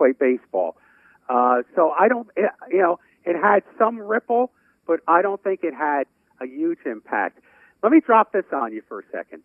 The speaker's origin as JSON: {"language": "English", "region": "New York", "country": "United States", "tie": "born or raised there", "said": "I was born and raised in New York"}